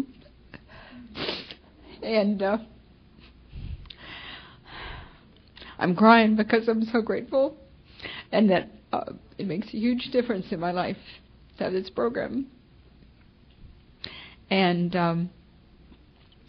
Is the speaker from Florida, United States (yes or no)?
yes; Florida, United States; also born or lived in California; I was born in California, and when I was 11, we moved to Florida, and so I grew up there